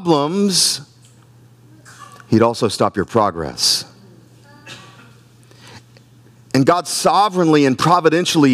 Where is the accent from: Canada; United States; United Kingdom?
United States; Myrtle Beach, South Carolina; now in Wilmington, United States; I'm from Myrtle Beach, South Carolina, Dirty Myrtle. Grew up in Myrtle Beach